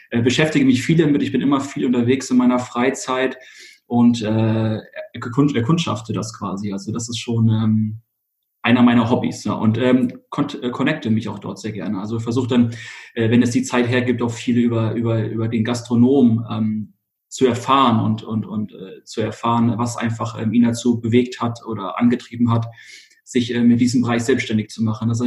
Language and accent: German; Hesse, Germany; moved away as an adult; ich bin tatsächlich in, äh, in Hessen geboren. Ähm, da bin ich, äh, habe ich bis bis 2015 ähm, gelebt